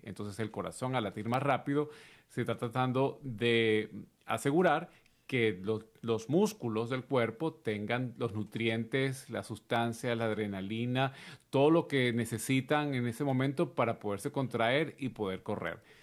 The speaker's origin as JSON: {"language": "Spanish", "country": "Venezuela", "said": "en mi país, en Venezuela"}